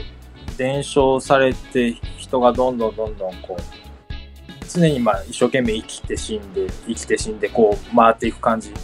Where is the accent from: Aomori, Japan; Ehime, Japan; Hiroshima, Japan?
Aomori, Japan; 自分の地元だと恐山っていうのがありまして